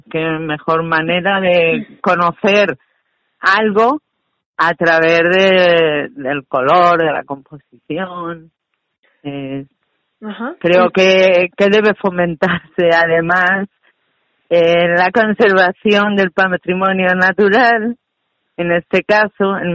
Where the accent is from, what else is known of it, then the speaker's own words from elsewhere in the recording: Campo de Calatrava, Castilla-La Mancha, Spain; Mi pueblo, de Calatrava, es una zona volcánica